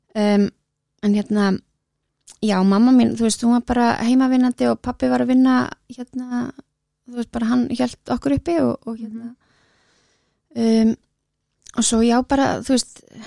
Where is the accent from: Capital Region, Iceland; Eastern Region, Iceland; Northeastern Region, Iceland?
Capital Region, Iceland; Reykjavík; ég er á breyðaldinu